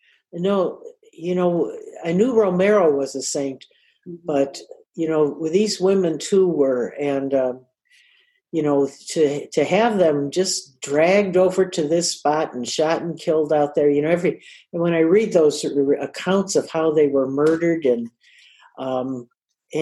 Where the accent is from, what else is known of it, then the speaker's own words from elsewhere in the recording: United States; we're, you know, the States.